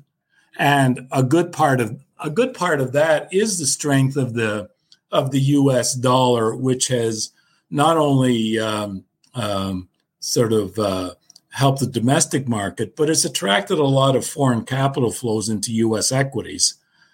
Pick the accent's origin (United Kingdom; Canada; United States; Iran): Canada; I'm Canadian